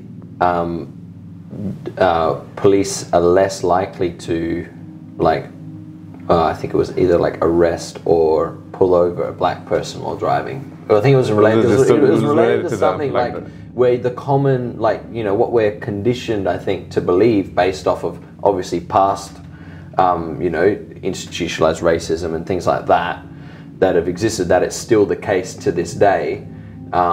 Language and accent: English; Australia; I'm Australian